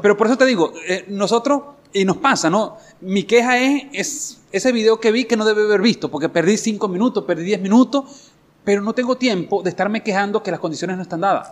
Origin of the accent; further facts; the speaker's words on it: Guanare, Portuguesa, Venezuela; soy de Guanare.